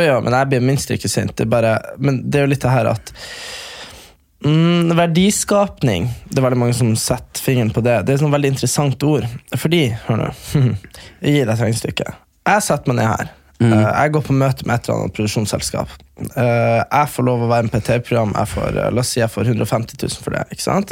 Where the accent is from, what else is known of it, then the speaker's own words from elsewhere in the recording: near Hamarøy, Nordland, Norway; halvtime fra der vi er fra